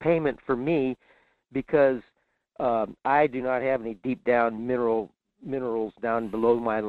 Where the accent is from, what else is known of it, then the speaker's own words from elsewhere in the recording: California, United States; now in Alaska, United States; Well, I came across the country from California up here in 74, not for any money at all, but just for the benefit of working on the Trans-Alaska pipeline.